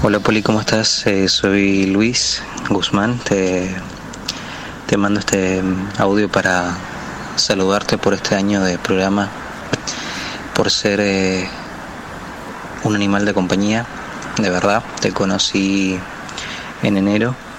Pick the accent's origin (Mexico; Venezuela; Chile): Chile; moved away as an adult; now in Buenos Aires, Argentina; yo soy de Chile. Me toca ser el, extranjero en, tu país